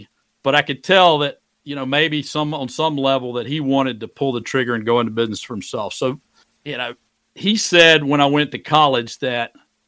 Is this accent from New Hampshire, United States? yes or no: no; Greenwood, South Carolina, United States; moved away as an adult; now in Shenandoah Valley, Virginia, United States; I moved back to my hometown of Greenwood, South Carolina